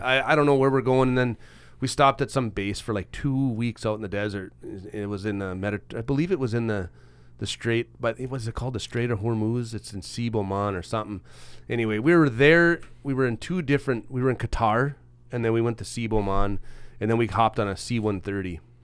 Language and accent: English; Roseau, Minnesota, United States; I grew up in Malung Township.